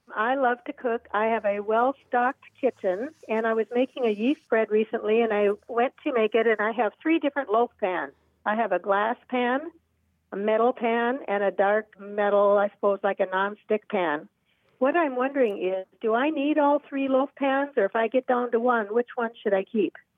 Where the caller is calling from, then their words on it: Venice, Florida, United States; I'm calling from Venice, Florida